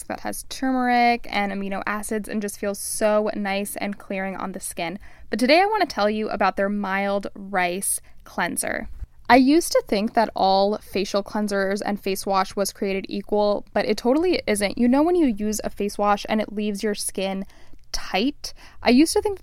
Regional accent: Miami, Florida, United States; moved away; I'm Cuban. I grew up in Miami, Florida. I'm first generation American

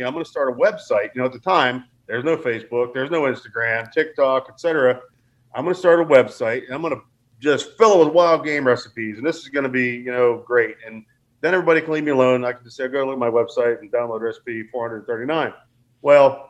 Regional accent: Pennsylvania, United States; Well, you know, I grew up here in Southwest PA with my granddad, and I mean, it was a way of life.

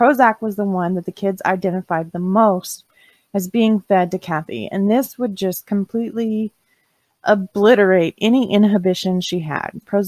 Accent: the South, United States; I'm from the South, we don't have oil furnaces.

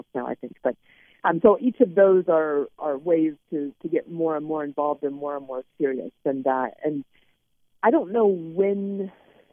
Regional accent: Alaska, United States; I grew up in Alaska

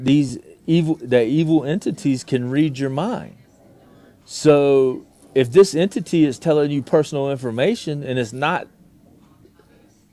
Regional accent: North Carolina, United States; we're both from North Carolina

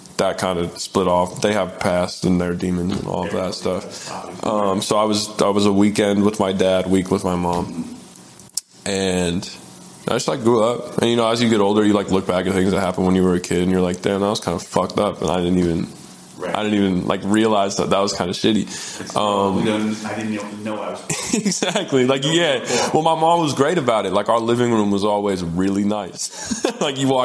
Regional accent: Tucson, Arizona, United States; in sixth grade, I had Evan Kassler as my English teacher. It was at Basis Tucson Central

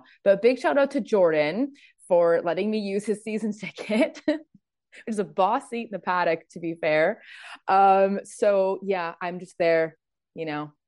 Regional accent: Birkenhead, North West England, United Kingdom; two people who loved each other very much created me in a place called Birkenhead. Love that for me. So I was born in Arrow Park and grew up being a Blue, basically.

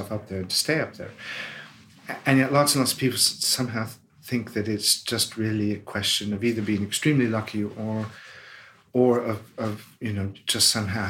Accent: Des Moines, Iowa, United States; moved away as an adult; now in United Kingdom; Des Moines, my hometown

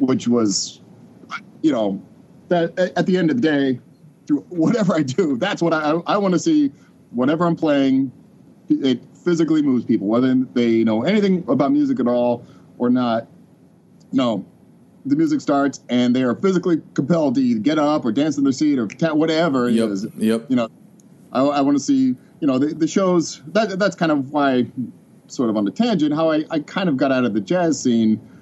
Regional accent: Bloomington, Indiana, United States; moved away as an adult; also born or lived in Vermont; I was in Bloomington from about um, from when I was five until I was about um, just after college

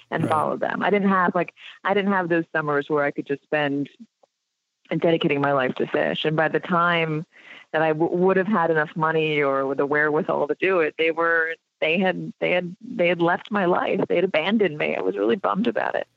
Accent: Los Angeles, California, United States; I grew up in Los Angeles

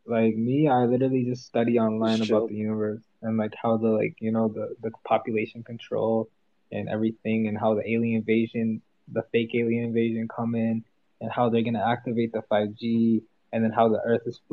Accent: Fort Lauderdale, Florida, United States; now in Canada; I'm a Florida boy

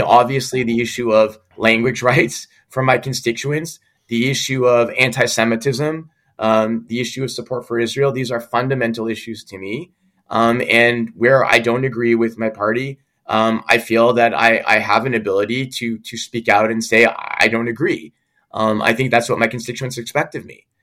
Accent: Quebec, Canada; we're both English speaking Quebecers

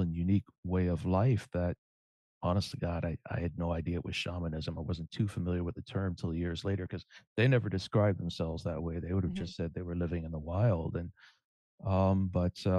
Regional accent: Cajun, Louisiana, United States; I'm a Cajun

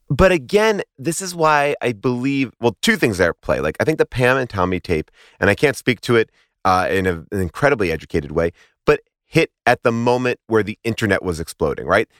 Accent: New York, United States; I grew up in New York.

